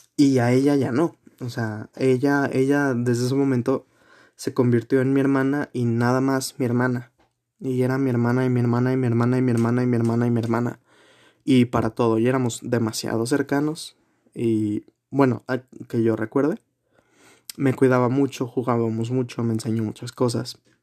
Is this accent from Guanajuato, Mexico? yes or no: yes; Guanajuato, Mexico; also born or lived in Mexico City; nací aquí en la ciudad de Guanajuato